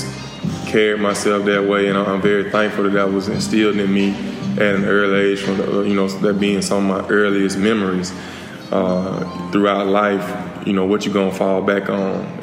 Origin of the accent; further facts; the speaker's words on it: Selma, Alabama, United States; moved away as an adult; also born or lived in Atlanta, Georgia; now in Dallas, United States; I'm from Selma. I have a big extended family